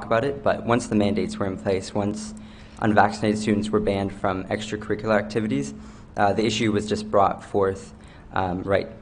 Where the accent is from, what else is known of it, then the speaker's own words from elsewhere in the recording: New Brunswick, Canada; I'm 18 years old. I'm from Bayvert, New Brunswick